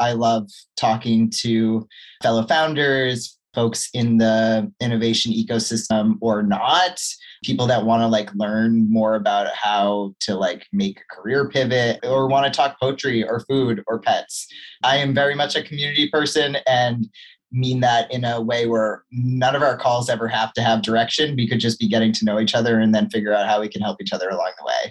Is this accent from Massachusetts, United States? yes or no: yes; Massachusetts, United States; moved away as an adult; also born or lived in Vermont / California; I grew up in Massachusetts